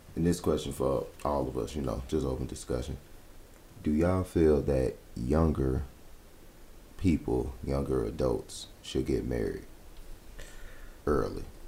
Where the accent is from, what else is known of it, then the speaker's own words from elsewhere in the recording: Florida, United States; moved away; I grew up in Florida